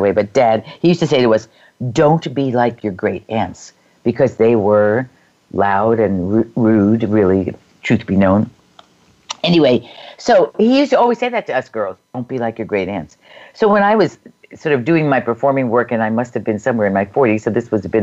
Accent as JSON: {"language": "English", "region": "northern New Jersey", "country": "United States", "tie": "born or raised there", "said": "I was born in northern New Jersey"}